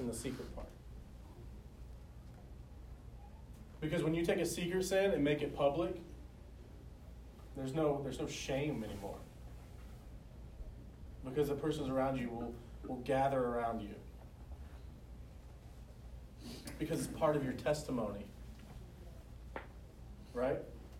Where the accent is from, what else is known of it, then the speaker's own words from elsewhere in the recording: the South, United States; accent: southern; You got to learn to love me and my southern accent.